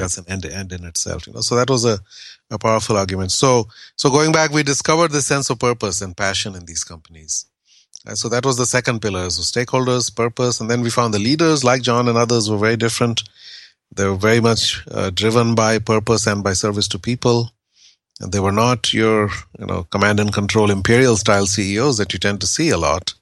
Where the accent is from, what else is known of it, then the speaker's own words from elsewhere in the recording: India; I grew up in India in the, in the seventies